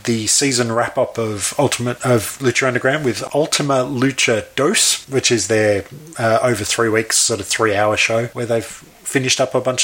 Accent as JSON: {"language": "English", "town": "Truro", "region": "South West England", "country": "United Kingdom", "tie": "born or raised there", "said": "I was born in Truro in Cornwall"}